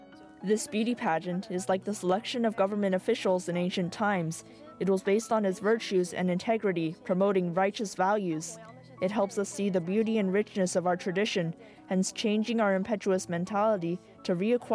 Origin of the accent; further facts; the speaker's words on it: Jiangsu, China; moved away as an adult; now in France; I am 21 years old, born and raised in Jiangsu province of China, and I came to France in 2022 to continue my third-year college study of business administration studies.